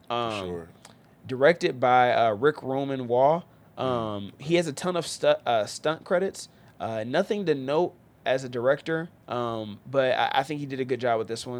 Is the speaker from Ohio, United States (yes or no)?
yes; Cincinnati, Ohio, United States; I grew up in Cincinnati, man. So I'm not a huge NFL guy at all. But obviously grew up around a lot of losing football with the Bengals.